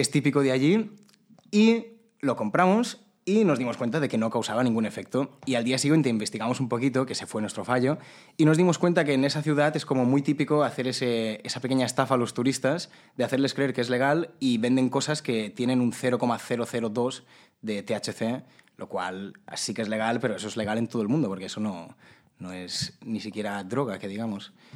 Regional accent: Majorca, Balearic Islands, Spain; yo como mallorquín

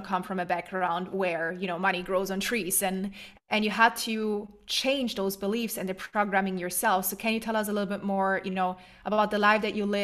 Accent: Germany; I am originally from Germany, but my whole family's from Poland, and they moved to Germany when I was young. No, actually, I was born in Germany.

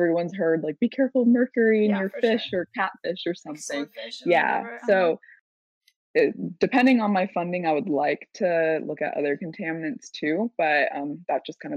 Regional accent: San Diego, California, United States; also born or lived in Davis, California; I'm from San Diego, but went to school at UC Davis

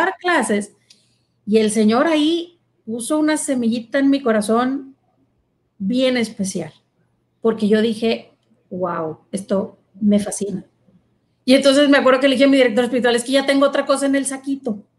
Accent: Monterrey, Nuevo León, Mexico; en la casa donde yo nací, aquí en Monterrey, estaba enfrente de, pues, mi, parroquia

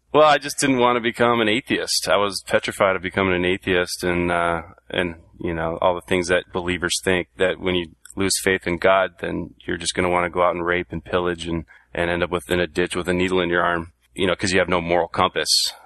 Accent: Southern California, United States; I grew up in Southern California.

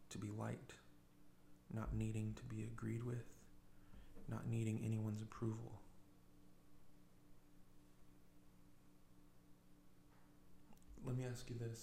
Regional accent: United States; an American with 40 years of skin in the game, living the American fantasy

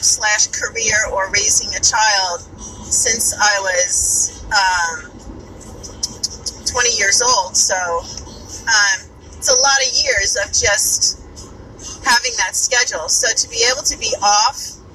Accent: New York, United States; accent: New York; my New York accent

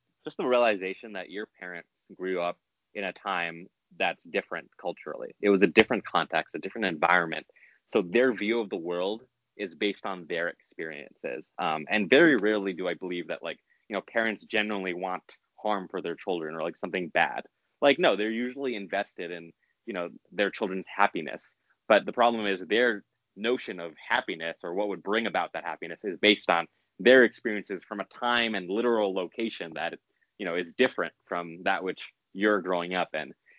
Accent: New York City, New York, United States; I grew up in New York City

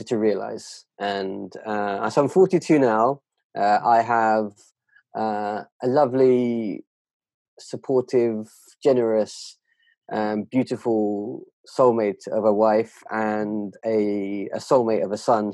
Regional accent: United Kingdom; as a British Asian, that culture is incredibly fierce

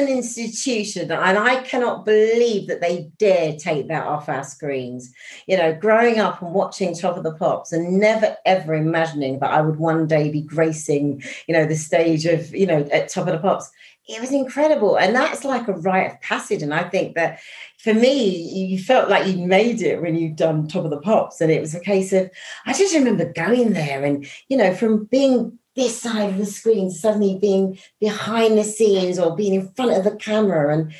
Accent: East London, London, United Kingdom; born there; because I'm an East London, I was born in East London, although not raised, but I loved E17, incredible.

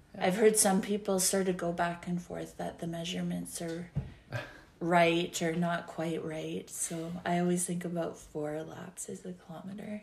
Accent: Yellowknife, Northwest Territories, Canada; I grew up in Yellowknife

